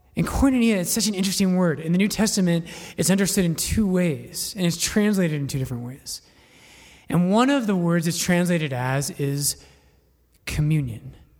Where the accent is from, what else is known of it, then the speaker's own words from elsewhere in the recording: Littleton, Colorado, United States; also born or lived in Boulder; I'm not from Boulder, I'm from Littleton, but I did go to school in Boulder